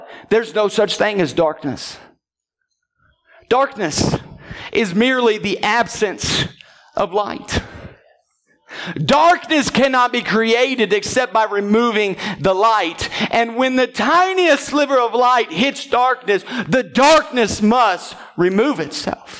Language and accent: English; Southern Illinois, United States; Growing up in Southern Illinois